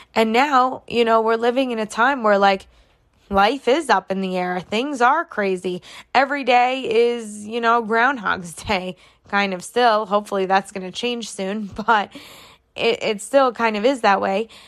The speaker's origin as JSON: {"language": "English", "region": "New York", "country": "United States", "said": "I am from New York."}